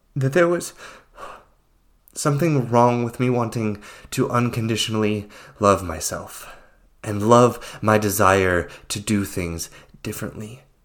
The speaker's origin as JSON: {"language": "English", "country": "United States", "tie": "born or raised there", "said": "my experience of living, growing up in the United States"}